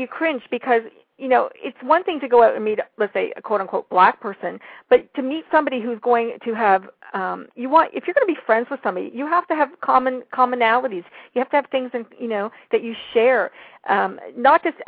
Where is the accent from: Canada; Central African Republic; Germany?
Canada; also born or lived in Austria / Louisville / St. Louis; As a Canadian, I live in a very multicultural country